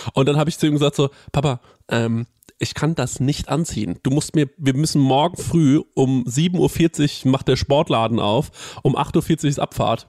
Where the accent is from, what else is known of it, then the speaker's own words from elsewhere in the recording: Goldbach, Bavaria, Germany; ich komme aus Goldbach, das ist ja so ein äh, Vorort von Aschaffenburg